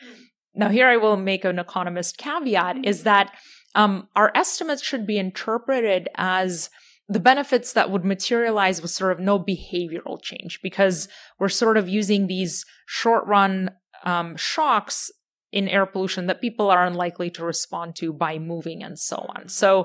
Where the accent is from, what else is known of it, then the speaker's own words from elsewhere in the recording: Ukraine; as you know, I'm from Ukraine originally, so that's been taking up a lot of my headspace in time over the past year and a half.